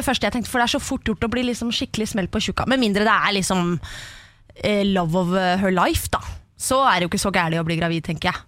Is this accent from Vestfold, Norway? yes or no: yes; Horten side, Vestfold, Norway; Jeg er fra Vestfold.